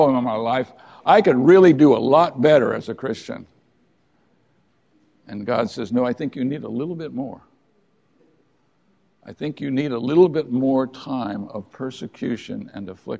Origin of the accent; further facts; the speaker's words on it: United States; We are the American people